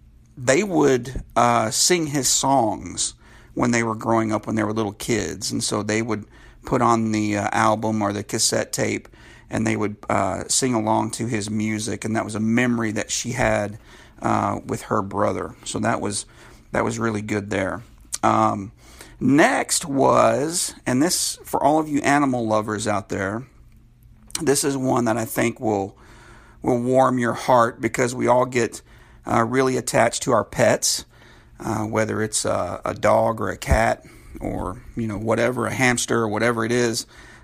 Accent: California, United States; born there; Now, I was born in California, lived there for many years

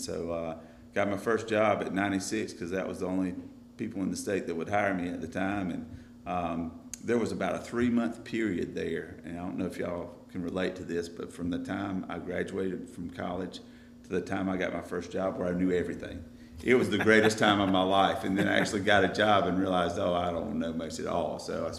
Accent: Pendleton, South Carolina, United States; I grew up in Pendleton

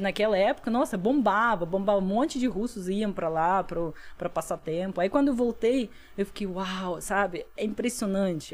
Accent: Russia; Portuguese is a second language; moved away as an adult; now in Brazil; quando eu voltei para a Rússia

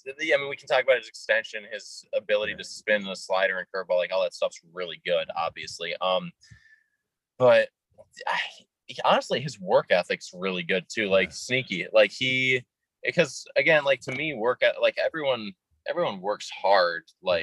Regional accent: Minnesota, United States; I've got a very, I'm from Minnesota, but I kind of sound, aside from a few words, a little more like, you know, Wisconsin or Chicago or something.

